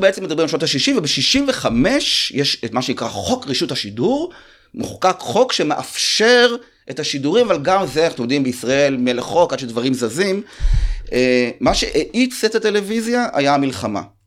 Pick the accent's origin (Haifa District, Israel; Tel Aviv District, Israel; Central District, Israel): Central District, Israel; Rehovot; אנחנו מרחוב, אז זה מחולק. הצפון זה אשכנזי, ליד מכון ויצמן, הדרום זה שעריים ומר מורק. אז היינו כאילו, אני ממש ככה זוכר שבכיתה ג' לקחו אותי להפגין נגד האינטגרציה